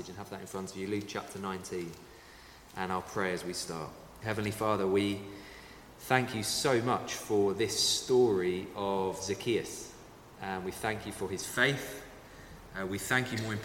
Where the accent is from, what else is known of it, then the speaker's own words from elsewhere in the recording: London, United Kingdom; I grew up in Southeast London